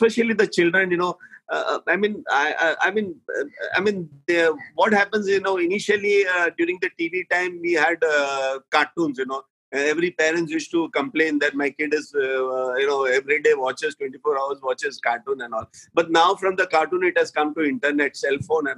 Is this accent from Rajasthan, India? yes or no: no; Mumbai, Maharashtra, India; I'm born and brought up in Bombay.